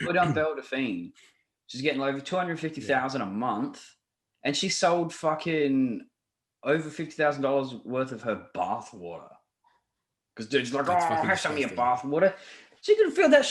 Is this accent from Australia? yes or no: yes; Australia; I'm an Australian